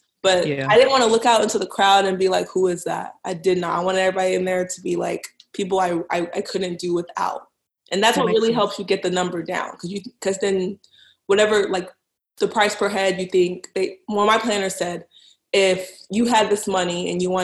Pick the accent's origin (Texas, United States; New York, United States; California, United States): Texas, United States; Dallas; moved away as an adult; now in Boston, United States; I'm from Dallas. I actually live in Boston now